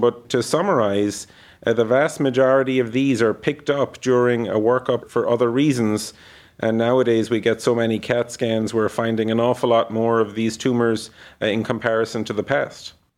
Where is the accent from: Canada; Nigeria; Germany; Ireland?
Ireland; moved away as an adult; now in Cleveland, United States; I grew up in Ireland, went to medical school there, and then completed the rest of my postgraduate training in the U S